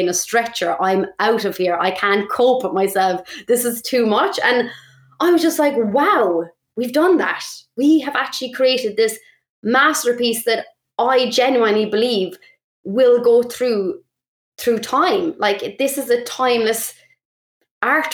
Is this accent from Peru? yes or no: no; Ireland; moved away; also born or lived in England